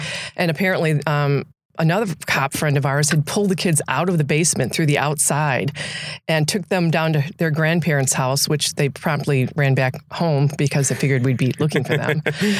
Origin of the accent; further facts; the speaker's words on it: Illinois, United States; moved away; I grew up in Illinois